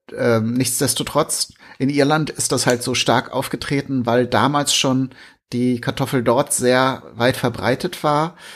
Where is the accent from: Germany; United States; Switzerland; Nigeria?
Germany; bei uns in Deutschland